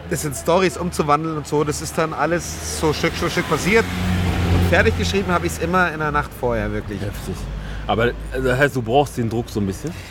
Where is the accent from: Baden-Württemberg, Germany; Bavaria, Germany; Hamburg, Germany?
Bavaria, Germany; Munich; ich bin Münchner, wir kennen mhm. Karneval nicht.